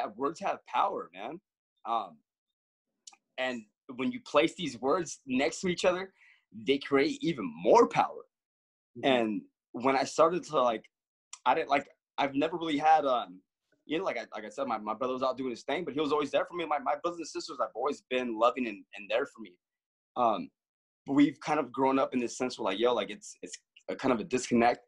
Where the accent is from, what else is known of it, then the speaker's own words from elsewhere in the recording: Los Angeles, California, United States; I grew up in Los Angeles